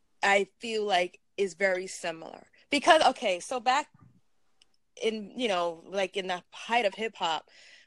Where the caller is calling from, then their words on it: New York City, New York, United States; I'm calling from Brooklyn, New York.